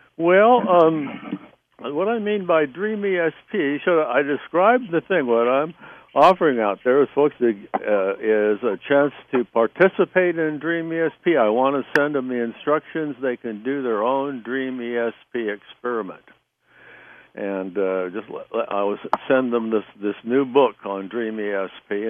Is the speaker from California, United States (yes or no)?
yes; Southern California, United States; moved away as an adult; also born or lived in New Jersey; I was from Southern California